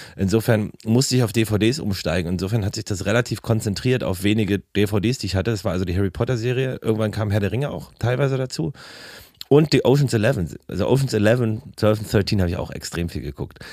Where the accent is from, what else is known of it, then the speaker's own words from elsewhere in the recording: Berlin, Germany; wenn ich mich nach Karlshorst fahre. Äh, so, wo ich, wo ich aufgewachsen bin